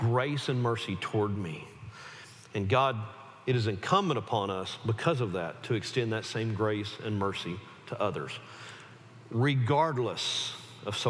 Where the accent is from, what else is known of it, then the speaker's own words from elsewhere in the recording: the South, United States; I was raised in the South